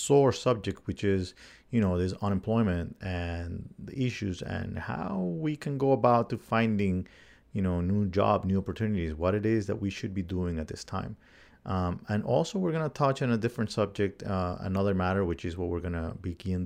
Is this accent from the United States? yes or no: no; Colombia; moved away; my home country of Colombia